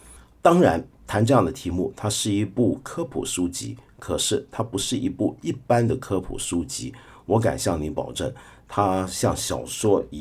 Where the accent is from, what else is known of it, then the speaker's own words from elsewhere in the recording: Guangdong, China; accent: Cantonese; 用我们广东话讲叫做大波南国了。